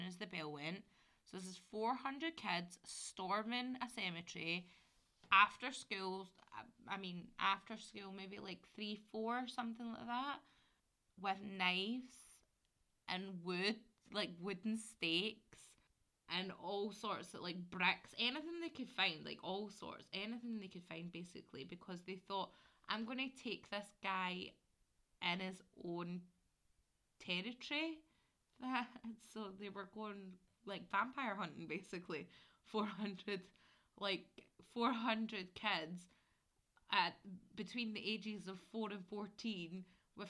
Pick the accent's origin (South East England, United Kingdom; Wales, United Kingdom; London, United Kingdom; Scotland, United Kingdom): Scotland, United Kingdom; Glasgow; I grew up in Glasgow. I didn't grow up near the Gorbals, so I was East End.